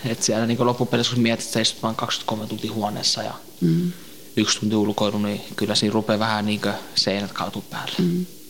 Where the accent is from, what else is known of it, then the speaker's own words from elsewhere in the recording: Tampere, Pirkanmaa, Finland; also born or lived in Northern Iraq (ancestry); now in Helsinki, Finland; mä oon syntynyt Suomessa, mutta mä oon niin lähikotoisin niin äh, Lähi-idästä päin, tuo kur, Irakin kurdi